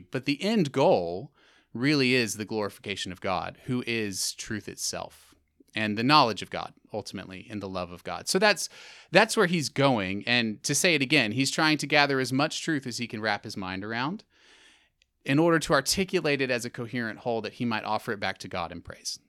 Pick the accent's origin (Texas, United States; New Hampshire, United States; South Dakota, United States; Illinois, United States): Texas, United States; also born or lived in Middle East / England; I am from Texas. Originally